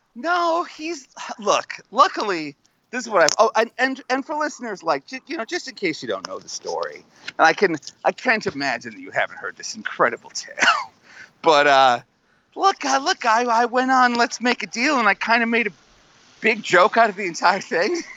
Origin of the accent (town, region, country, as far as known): United States